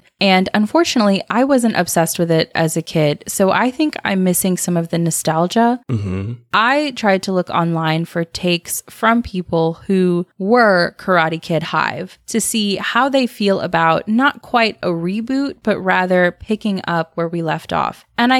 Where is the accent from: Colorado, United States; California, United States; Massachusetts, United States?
California, United States; And then I had to correct you and say that I'm from California.